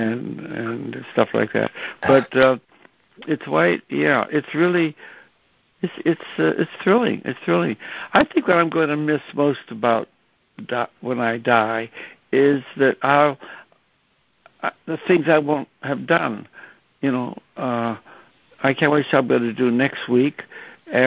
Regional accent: McKeesport, Pennsylvania, United States; moved away; I went to Pittsburgh, to my hometown, and made a movie about McKeesport

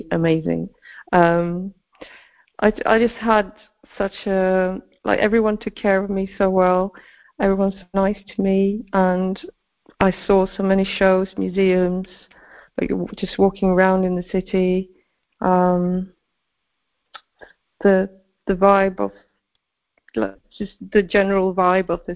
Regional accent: Sweden; I grew up in Sweden

